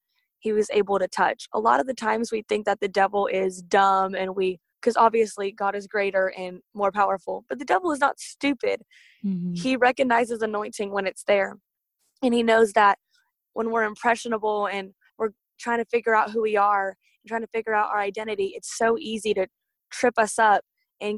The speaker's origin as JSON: {"language": "English", "town": "Katy", "region": "Texas", "country": "United States", "said": "I'm from Katy, Texas"}